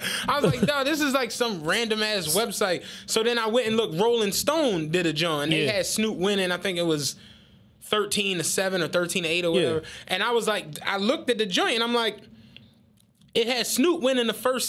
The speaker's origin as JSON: {"language": "English", "town": "Penrose", "country": "United States", "said": "Carl always likes dissing the fact that I'm from Penrose, as if that's the reason why I'm saying what I'm saying."}